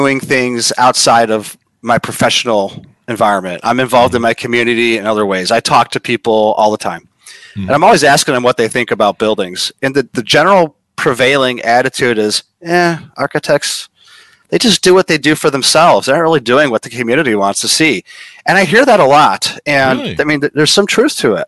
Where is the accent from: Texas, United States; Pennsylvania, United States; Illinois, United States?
Illinois, United States; Chicago; now in Los Angeles, United States; I'm from Chicago. I now live in LA.